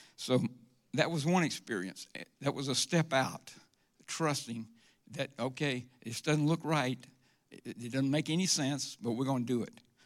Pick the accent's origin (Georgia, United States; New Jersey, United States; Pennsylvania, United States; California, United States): Georgia, United States; Forest Park; also born or lived in Atlanta, Georgia; I grew up in Forest Park. Uh, it's out near the airport